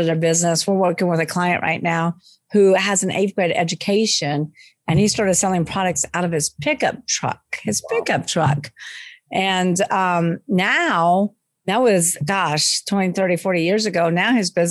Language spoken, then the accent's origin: English; Long Beach, California, United States; now in New Orleans, United States; I'm not from New Orleans. I live here, but I'm actually from Long Beach, California